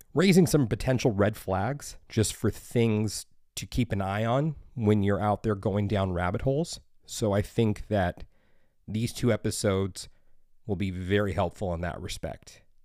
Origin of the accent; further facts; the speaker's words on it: United States; Being an American